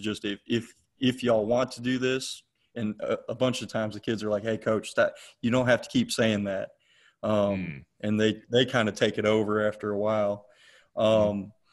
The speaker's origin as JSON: {"language": "English", "town": "McDonough", "region": "Georgia", "country": "United States", "tie": "born or raised there", "also_born_or_lived": "Cleveland, Ohio", "said": "I'm originally from Cleveland, Ohio. I was born hmm. born there, lived there for about ten years till my family moved down to uh, Henry County, Georgia, where I lived in McDonough, and now I'm in Locust Grove. Um, I went to Eagles Landing High School in McDonough"}